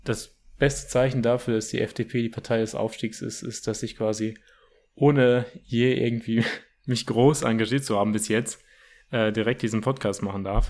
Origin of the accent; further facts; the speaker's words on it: Bochum, North Rhine-Westphalia, Germany; also ich komme auch aus Bochum, also aus der Nähe von Herne äh, auch aus dem Ruhrgebiet